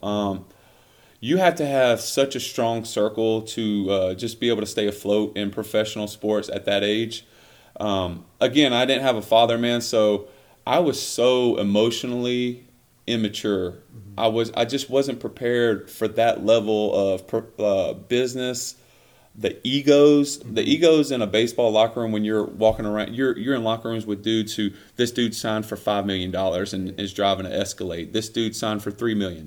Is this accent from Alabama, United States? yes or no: yes; Millbrook, Alabama, United States; moved away; also born or lived in Montgomery, Alabama; i was born in Montgomery, Alabama, uh, raised in Millbrook, Alabama